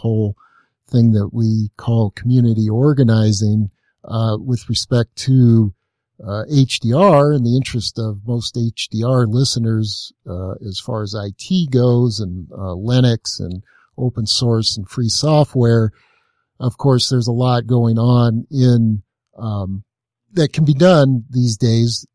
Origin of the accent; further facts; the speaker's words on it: Los Angeles, California, United States; growing up in the Los Angeles area at the time